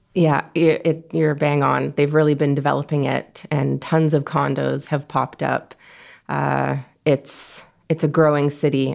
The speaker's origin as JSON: {"language": "English", "town": "Toronto", "region": "Ontario", "country": "Canada", "tie": "born or raised there", "said": "born and raised in Toronto."}